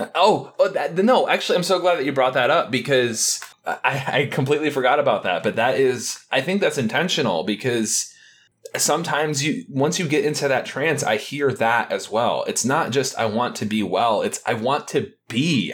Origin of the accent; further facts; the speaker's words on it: Detroit, Michigan, United States; I'm from the Detroit area